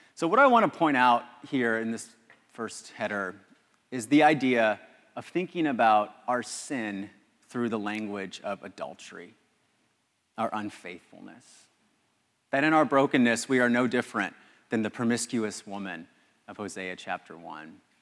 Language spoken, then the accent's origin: English; Los Angeles, California, United States; I'm from Los Angeles.